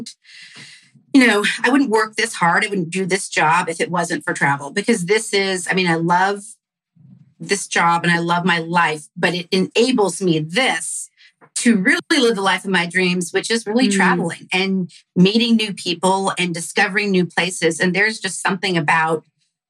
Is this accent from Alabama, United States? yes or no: no; Denton, Texas, United States; I grew up in Denton